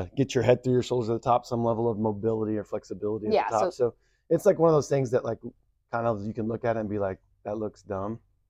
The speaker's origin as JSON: {"language": "English", "region": "Texas", "country": "United States", "said": "I come from Texas."}